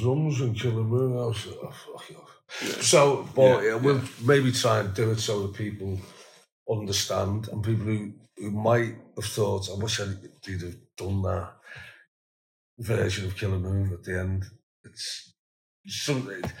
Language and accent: English; Liverpool, North West England, United Kingdom; we're from Liverpool